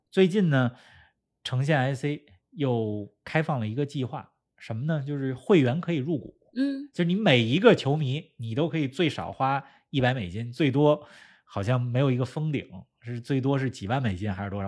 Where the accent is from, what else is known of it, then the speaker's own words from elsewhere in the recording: China; 咱们是中国人